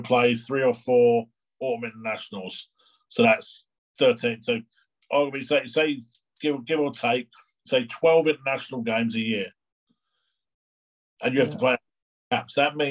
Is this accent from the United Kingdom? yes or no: yes; England, United Kingdom; moved away; also born or lived in Vancouver; as an Englishman